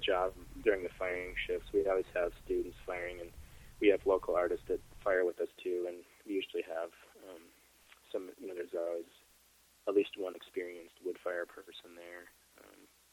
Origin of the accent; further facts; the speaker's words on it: Wisconsin, United States; now in Corning, United States; I grew up in Wisconsin